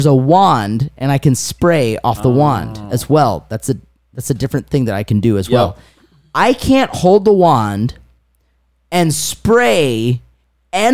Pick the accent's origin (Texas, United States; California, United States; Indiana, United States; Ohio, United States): Indiana, United States; Wakarusa; We said we're from Wakarusa